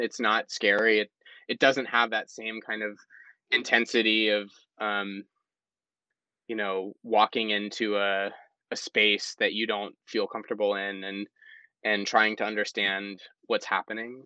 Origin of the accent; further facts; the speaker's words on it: South Carolina, United States; I'm from South Carolina, and South Carolina is not a, a, as a state a very supportive place for the arts